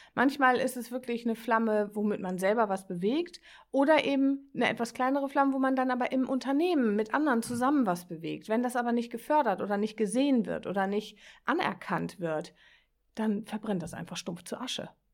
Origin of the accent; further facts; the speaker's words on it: Northern Germany, Germany; accent: norddeutsche Kodderschnauze; also born or lived in Bremen; Ich bin ein norddeutsches Kind, ich habe manchmal so eine norddeutsche Kodderschnauze